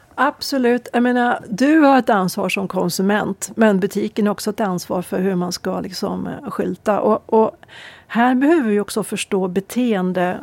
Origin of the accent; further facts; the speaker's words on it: Örnsköldsvik, Västernorrland County, Sweden; Åstadkommation som vi säger hemma i Övik